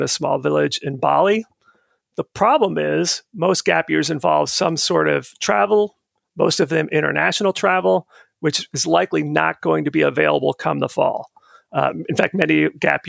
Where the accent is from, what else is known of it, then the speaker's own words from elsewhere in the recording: Florida, United States; moved away as an adult; also born or lived in Minnesota; now in Virginia, United States; My first year of college after growing up in Florida was in Minnesota